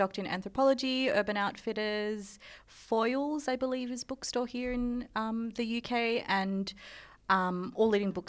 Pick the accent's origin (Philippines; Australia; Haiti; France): Philippines; first language Tagalog; English is a second language; because I'm Filipino, mm-hmm. and our language, like, is Tagalog, but we are a colony of Spain.